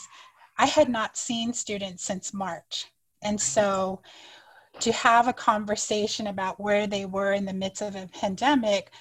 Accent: United States; first language Navajo; English is a second language; now in Arizona, United States; I'm going to introduce myself in my native language first and then in English. So I introduced myself in Navajo to make a connection to other Diné people

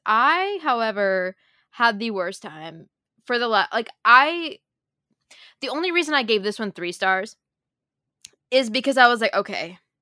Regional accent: Minnesota, United States; I grew up in Minnesota

